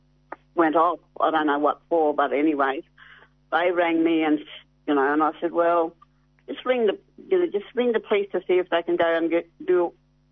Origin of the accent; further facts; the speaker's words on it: Carnarvon, Western Australia, Australia; I'm originally from Carnarvon, but my family's around the Midwest